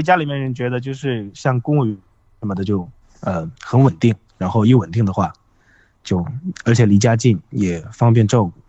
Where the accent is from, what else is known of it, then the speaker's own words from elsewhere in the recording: Zunyi, Guizhou, China; 我是遵义的，